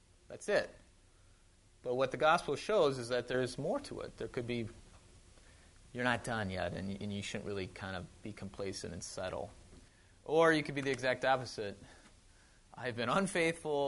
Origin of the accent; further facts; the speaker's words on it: Wisconsin, United States; moved away; I grew up in Wisconsin. Yeah, if I still have the accent, it's, yeah, don't be fooled. I do drink out of bubblers, yep. I drink pop, not soda.